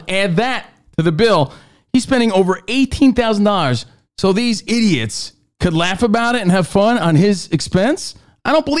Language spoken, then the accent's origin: English; New Jersey, United States; In my home state of New Jersey